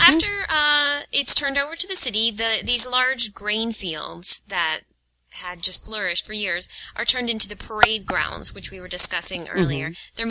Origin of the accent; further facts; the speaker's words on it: near Williamsburg, Virginia, United States; I grew up near Williamsburg, Virginia